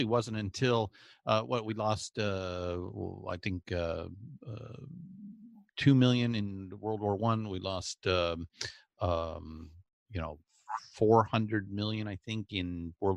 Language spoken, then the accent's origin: English; Southern California, United States; growing up in Southern California